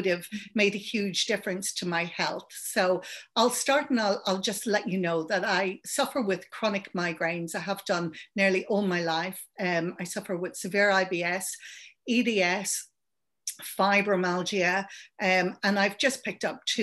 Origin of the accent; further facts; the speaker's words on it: Ireland; accent: Irish; also born or lived in London; now in Adelaide, Australia; You can probably hear I'm Irish